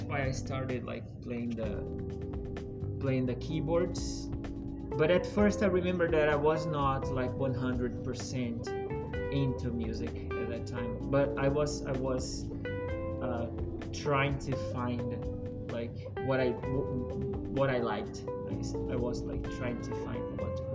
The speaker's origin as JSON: {"language": "English", "town": "Maceió", "region": "Alagoas", "country": "Brazil", "second_language": "English", "moved": "as an adult", "said": "I'm from Brazil. It's the east side of Brazil. It's a city called Maceió."}